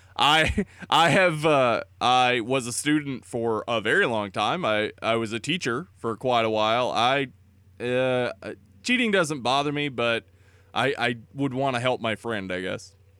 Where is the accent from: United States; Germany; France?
United States; East Tennessee; I grew up in East Tennessee